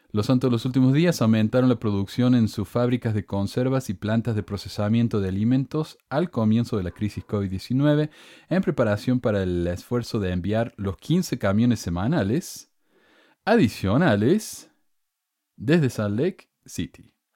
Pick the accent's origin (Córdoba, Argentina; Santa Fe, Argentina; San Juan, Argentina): Córdoba, Argentina; accent: Cordobés; moved away as an adult; also born or lived in Provo, Utah; now in United States; Obvio que tengo acento cordobés, soy de Córdoba. Y estoy acá hace 20 años en este país.